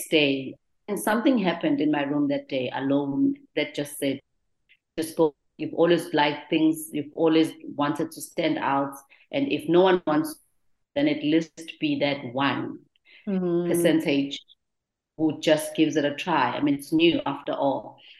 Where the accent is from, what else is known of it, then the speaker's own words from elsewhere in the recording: Durban, KwaZulu-Natal, South Africa; I grew up in the Clermont Township in Durban.